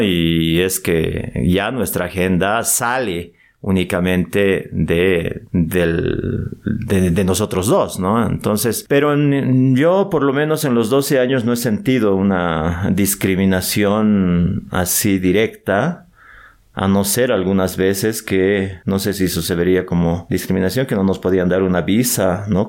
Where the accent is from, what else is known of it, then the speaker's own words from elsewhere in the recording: Bolivia; nosotros que somos bolivianos